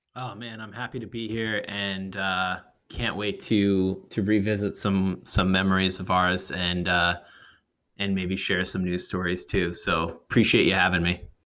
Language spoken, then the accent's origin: English; New England, United States; moved away; also born or lived in West Coast; I grew up in, I grew up in New England, uh, and I, I, you know, I'm a, I was a transplant to the West Coast